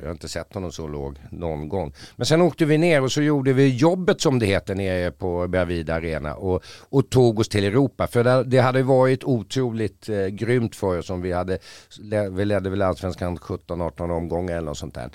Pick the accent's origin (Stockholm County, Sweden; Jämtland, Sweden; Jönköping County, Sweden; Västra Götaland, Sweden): Stockholm County, Sweden; Stockholm; då föddes jag här